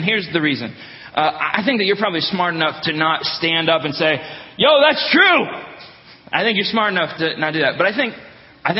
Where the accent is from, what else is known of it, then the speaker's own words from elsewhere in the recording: Northeast Ohio, United States; now in Wisconsin, United States; I'm from Northeast Ohio